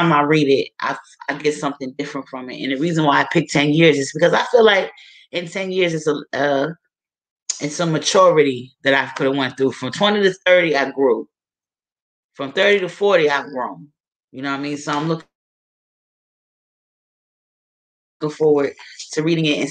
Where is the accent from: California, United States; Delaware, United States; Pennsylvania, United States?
Delaware, United States; Wilmington; my hometown of Wilmington, Delaware